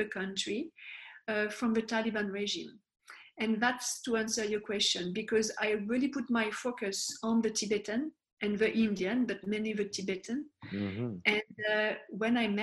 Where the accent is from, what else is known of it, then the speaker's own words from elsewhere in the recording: France; moved away; I was born in France